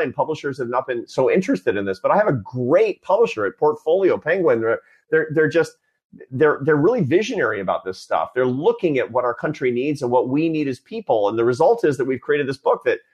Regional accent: Seattle, Washington, United States; when I was a kid, I was a Seattle Mariners fan growing up in Seattle

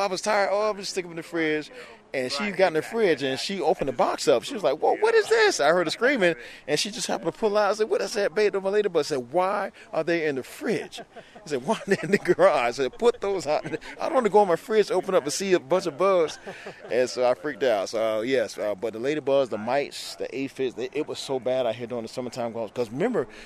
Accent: South Florida, United States; now in Orlando, United States; I grew up in South Florida.

